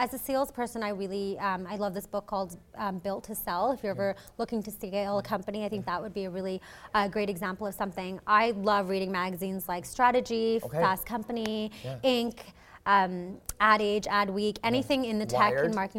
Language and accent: English; Oman; now in Canada; I'm actually not from Canada. I was born and raised in the Middle East in this small country called Oman. And I moved here a few years ago, I would say back in 2008.